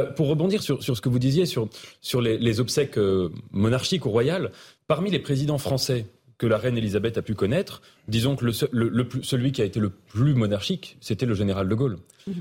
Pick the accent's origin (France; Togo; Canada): France; en tant que Français.